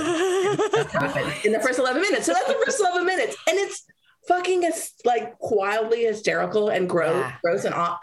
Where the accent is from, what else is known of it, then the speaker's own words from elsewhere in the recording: Southeast Kansas, United States; I am from Southeast Kansas. I'm third generation Mexican-American from Southeast Kansas